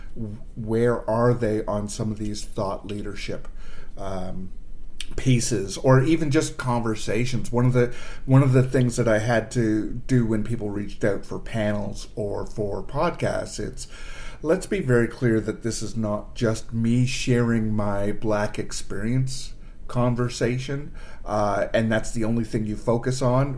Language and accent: English; Toronto, Ontario, Canada; moved away as an adult; now in Ottawa, Canada; I moved from Toronto, which is born and and raised